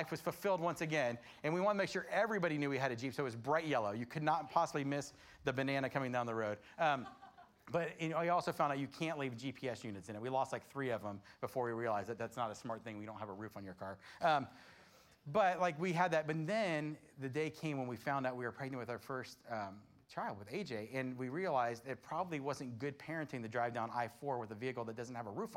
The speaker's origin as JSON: {"language": "English", "region": "Florida", "country": "United States", "tie": "born or raised there", "said": "I grew up in Florida"}